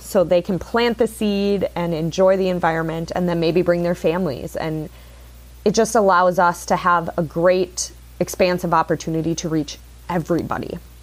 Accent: Sheboygan, Wisconsin, United States; I grew up here in Sheboygan, Wisconsin.

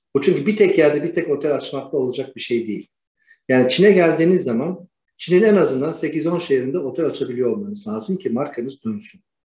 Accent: Istanbul, Turkey; moved away as an adult; also born or lived in Rumelia (ancestry); now in Sanya, China; İstanbul doğumluyum.

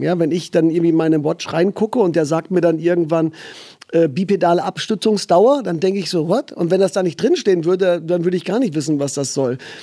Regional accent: Germany

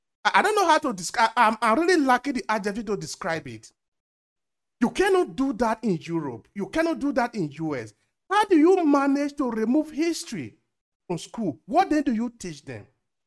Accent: Edo, Nigeria; moved away as an adult; now in Verona, Italy; I grew up in Nigeria. I went to school in Nigeria up to secondary school. I went to school in a state called Edo State.

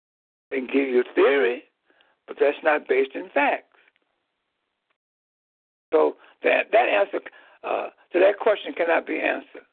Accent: Chicago, Illinois, United States; in the geographical land area of Chicago, Illinois. I found myself belonging to a race of people known as Negroes.

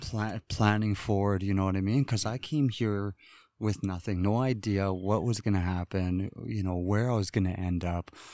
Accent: Wrigley, Northwest Territories, Canada; I hail from Pitsaki First Nations, which is Wrigley. Um, it's, uh, the Highway one. It's the end of the all-season road. And, um, that's where I'm from

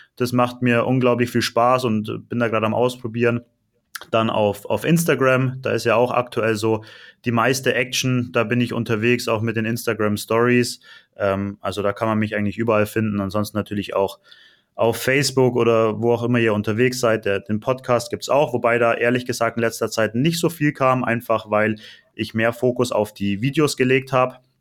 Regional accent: Allgäu, Bavaria, Germany; moved away as an adult; also born or lived in Nuremberg, Germany; now in Cyprus; ich komme gar nicht aus Nürnberg, sondern ich komme aus dem Allgäu

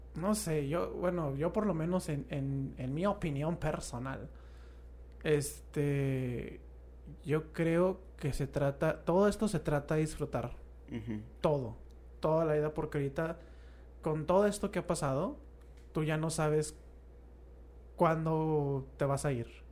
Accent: Mexico; somos mexicanos

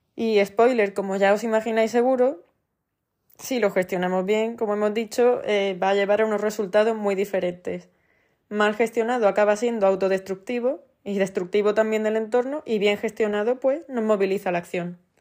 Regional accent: Andalusia, Spain; en Andalucía, que es de donde soy

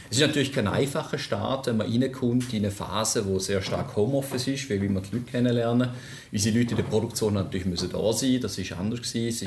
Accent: Switzerland; Ich bin, wie man sicherlich gehört, bin ich Schweizer. Ich bin einer der wenigen Pendler, die regelmäßig aus der Schweiz nach Vorarlberg pendelt, von St. Gallen nach

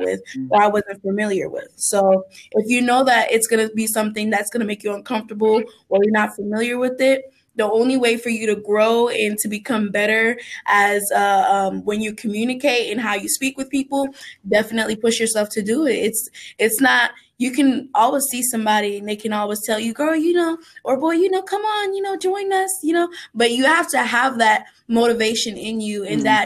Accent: Naples, Florida, United States; moved away; also born or lived in Kentucky; I'm from Florida. So in Naples, we have this theater called the Sugden Theater.

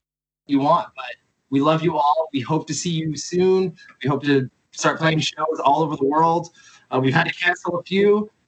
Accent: Richmond Hill, Ontario, Canada; I grew up in Richmond Hill.

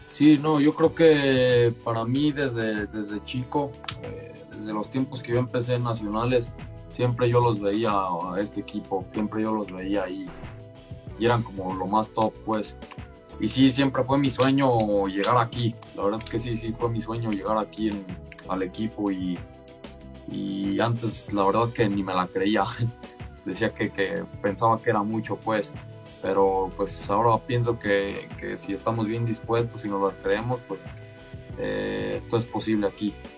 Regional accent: Mexico

